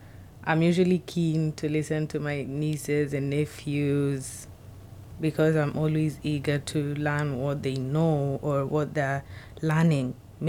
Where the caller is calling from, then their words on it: Seattle, Washington, United States; This is …. I'm speaking from Seattle, Washington.